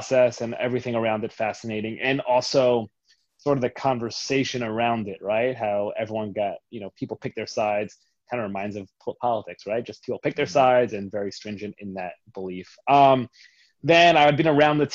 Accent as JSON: {"language": "English", "region": "New York", "country": "United States", "tie": "born or raised there", "said": "I grew up in New York."}